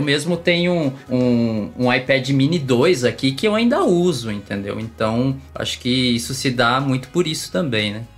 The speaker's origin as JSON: {"language": "Portuguese", "region": "São Paulo", "country": "Brazil", "tie": "born or raised there", "moved": "as an adult", "lives_now": "Brasília, Brazil", "said": "eu sou paulista, paulistano, nasci na Moca, para quem conhece São Paulo, não tem mais paulista do que isso. Mas eu já estou aqui em Brasília há 14 anos"}